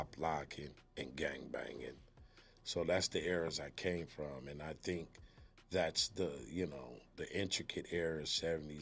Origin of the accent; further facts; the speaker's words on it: Pomona, California, United States; also born or lived in South Bronx, New York / Los Angeles; I grew up in Pomona, California, after, you know, migrating from New York, South Bronx